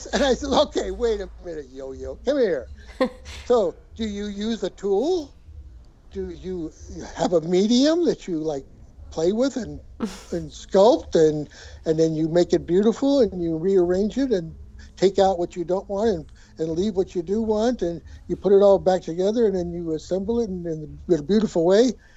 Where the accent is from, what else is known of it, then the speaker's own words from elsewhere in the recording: Colorado, United States; also born or lived in Boulder, Colorado; now in San Francisco, United States; I grew up in Colorado and lived in Boulder forever